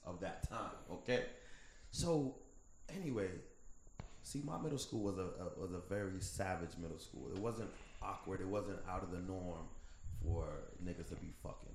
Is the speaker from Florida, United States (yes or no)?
yes; Fort Lauderdale, Florida, United States; I grew up in Broward County, Fort Lauderdale